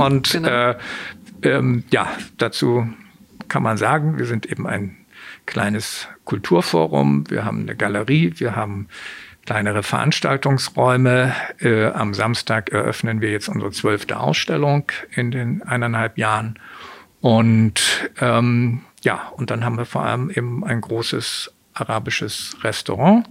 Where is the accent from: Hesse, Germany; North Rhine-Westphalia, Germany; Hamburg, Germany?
Hamburg, Germany; Ich bin in Hamburg geboren, aufgewachsen